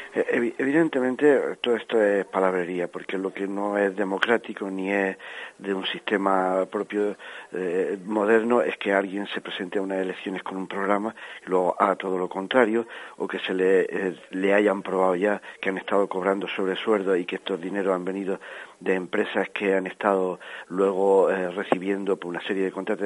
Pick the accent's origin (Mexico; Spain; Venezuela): Spain; Granada, Andalusia; somos unos 10 o 12 granadinos